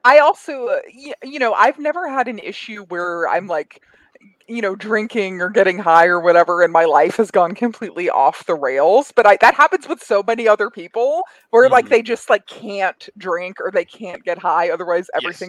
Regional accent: Colorado Springs, Colorado, United States; also born or lived in Queens, New York; now in Los Angeles, United States; I grew up in Colorado Springs, but I'm originally from Queens, New York.

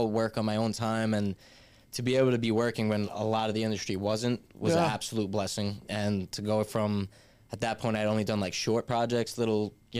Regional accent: New York, United States; We never have to tell people we're from New York.

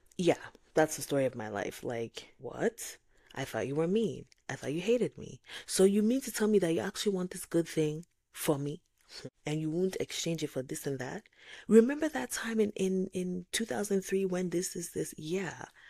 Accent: Nigeria; I'm Nigerian

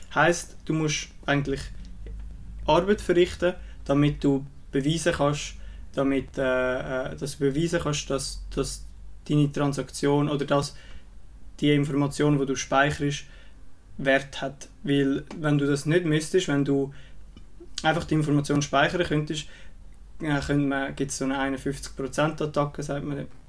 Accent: Switzerland; bei uns in der Schweiz

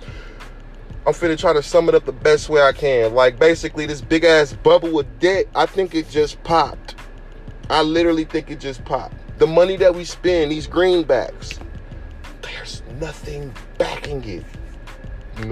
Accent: United States; us as American citizens

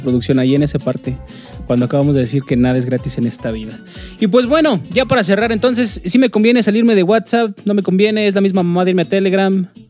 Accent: Mexico; como mexicanos tenemos ese gran defecto de que nos caga leer

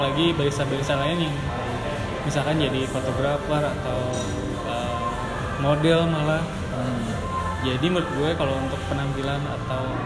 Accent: Bandung, West Java, Indonesia; moved away; gue orang Bandung

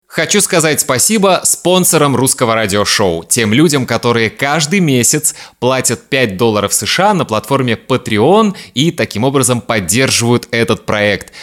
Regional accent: Kaliningrad, Kaliningrad Oblast, Russia; Я родился в Калининграде, и в Москву я приехал впервые в 2002 году

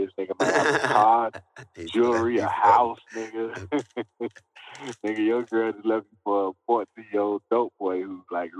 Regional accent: Miami Gardens, Florida, United States; Me, I'm from Carroll City, they call it, down in Miami. It's called Miami Gardens now, but we call it Carroll City.

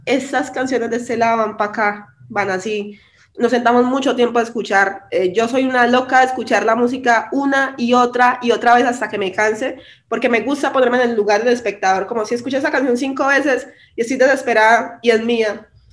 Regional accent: Quibdó, Chocó, Colombia; now in Medellín, Colombia; mi, raíz y mi hogar es en Quibdó

